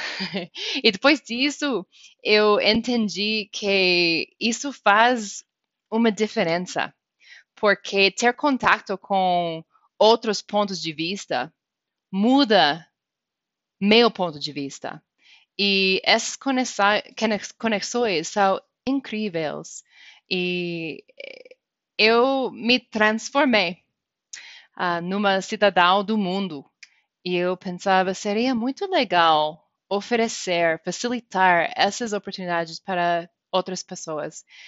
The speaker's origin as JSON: {"language": "Portuguese", "region": "Wyoming", "country": "United States", "tie": "born or raised there", "second_language": "Portuguese", "moved": "as an adult", "lives_now": "Brazil", "said": "Eu sou do estado de Wyoming Wyoming, como o estado de Pará, por exemplo, é enorme. É um estado com muita natureza, com parques nacionais, inclusive Yellowstone. E eu cresci, nasci nesse estado"}